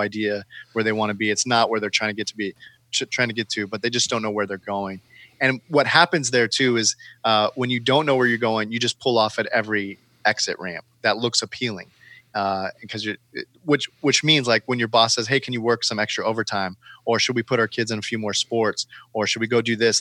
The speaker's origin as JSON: {"language": "English", "region": "California", "country": "United States", "tie": "born or raised there", "moved": "yes", "lives_now": "Portland, United States", "said": "I live here in Portland. I'm born and raised in California."}